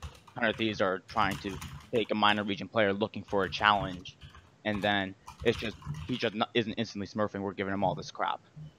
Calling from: Fort Worth, Texas, United States; I'm calling from Fort Worth, Texas.

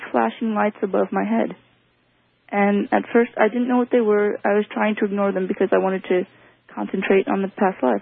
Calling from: Washington, United States; I'm from Washington State.

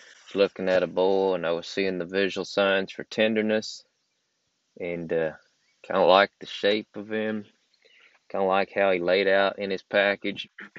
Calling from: Georgia, United States; I'm recording from Georgia.

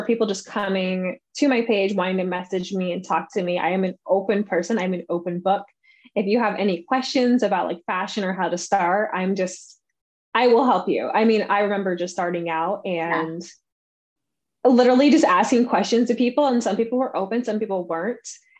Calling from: Vermont, United States; I am joining you from Green Mountain State, Vermont.

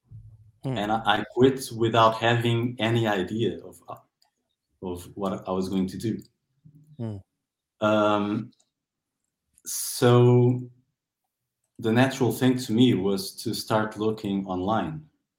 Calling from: Castelo Branco, Centro, Portugal; English is a second language; I'm calling from Portugal. In a city called Castelo Branco, which literally means White Castle.

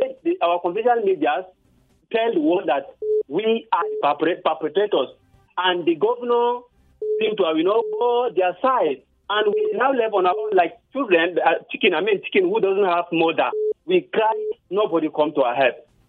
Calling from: Bukuru, Plateau, Nigeria; I'm calling you from Bukuru.

